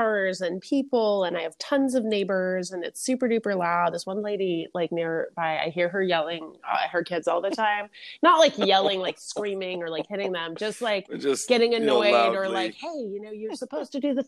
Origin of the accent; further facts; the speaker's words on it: New York City, New York, United States; moved away; also born or lived in Los Angeles, California; my experience growing up was not nature, except for like, you know, the Bronx Zoo